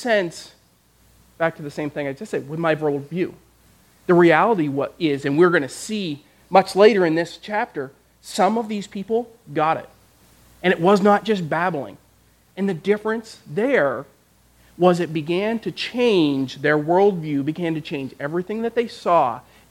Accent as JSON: {"language": "English", "country": "Canada", "tie": "born or raised there", "said": "I grew up in Canada"}